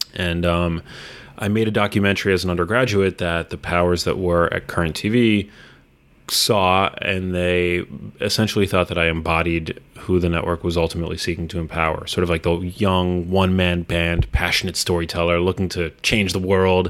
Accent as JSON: {"language": "English", "town": "New York City", "region": "New York", "country": "United States", "tie": "born or raised there", "also_born_or_lived": "Los Angeles", "moved": "as an adult", "said": "I grew up in New York City, and I moved back four years ago"}